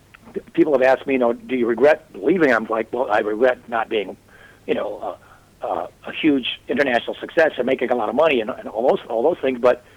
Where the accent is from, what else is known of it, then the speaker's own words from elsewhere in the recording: Loves Park, Illinois, United States; moved away; I grew up in Loves Park, Illinois.